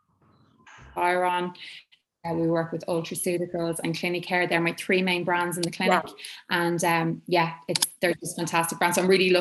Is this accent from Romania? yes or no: no; Ireland; as Irish people, you know, we kind of like, oh, we don't get much sun in Ireland